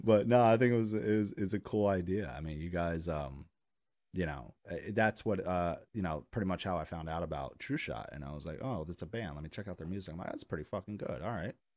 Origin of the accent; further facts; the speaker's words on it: New York, United States; I'm from New York